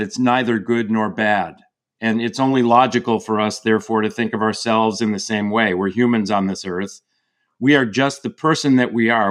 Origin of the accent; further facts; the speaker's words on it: outside of Chicago, the Midwest, Illinois, United States; now in California, United States; I grew up in the Midwest outside of Chicago